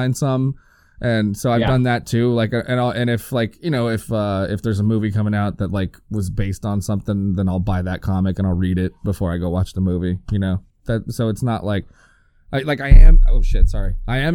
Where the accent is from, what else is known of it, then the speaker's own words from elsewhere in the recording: El Monte, California, United States; also born or lived in Los Angeles; I'm back in my hometown again, El Monte.